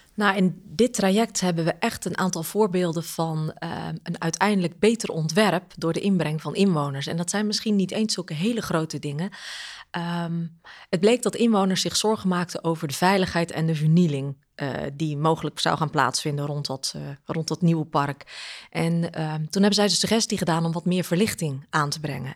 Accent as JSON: {"language": "Dutch", "area": "Goeree-Overflakkee", "region": "South Holland", "country": "Netherlands", "tie": "born or raised there", "said": "Ik ben daar geboren en, en opgegroeid. Echt eilander."}